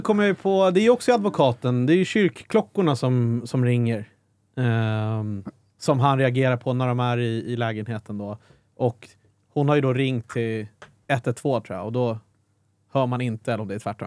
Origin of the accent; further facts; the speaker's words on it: Stockholm, Stockholm County, Sweden; man är född och uppvuxen i Stockholm